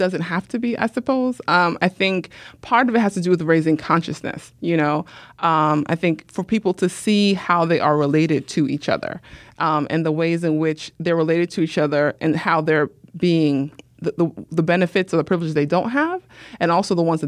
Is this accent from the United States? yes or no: yes; New York City, New York, United States; I grew up Muslim in New York City